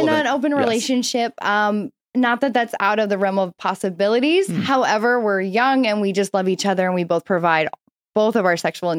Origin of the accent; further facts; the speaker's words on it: Illinois, United States; also born or lived in Florida; now in Los Angeles, United States; Oh, I was born in the Midwest and I lived in Florida. Illinois. Very small town girl.